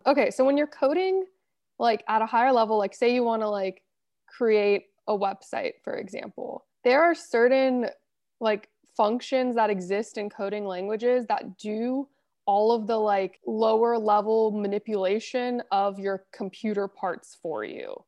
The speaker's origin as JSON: {"language": "English", "town": "Los Angeles", "region": "California", "country": "United States", "tie": "born or raised there", "said": "I was born and raised, went to school here, still work here"}